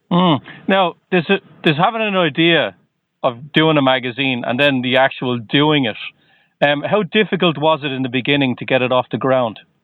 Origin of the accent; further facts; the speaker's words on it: Ireland; now in Boston, United States; I'm originally from Ireland, but I'm just outside of Boston